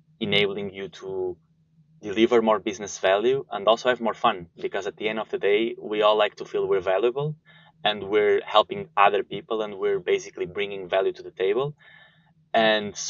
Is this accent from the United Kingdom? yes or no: no; Porto, Norte, Portugal; moved away as an adult; also born or lived in Sweden; now in Germany; I was born and raised in Porto, studied there and the whole school system and then also university.